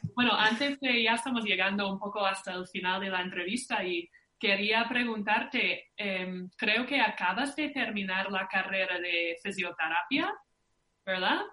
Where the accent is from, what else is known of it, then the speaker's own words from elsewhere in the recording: Minnesota, United States; moved away; somos de Minnesota